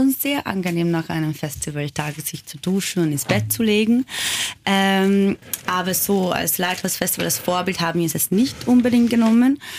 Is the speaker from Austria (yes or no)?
no; Hungary; born there; German is a second language; Aber ich bin halt auch gebürtige Ungarin. Äh, mit meinem eigenen Land gibt es auch einige Probleme.